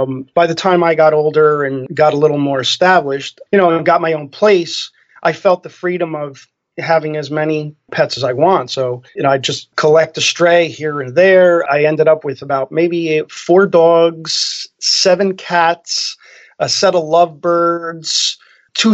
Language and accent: English; Elizabeth, New Jersey, United States; I grew up in Elizabeth, New Jersey